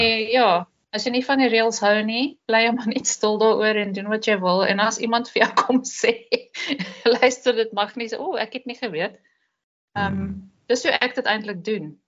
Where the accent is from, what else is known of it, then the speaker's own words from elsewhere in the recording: South Africa; moved away as an adult; now in Netherlands; Hulle weet ek is 'n Suid-Afrikaner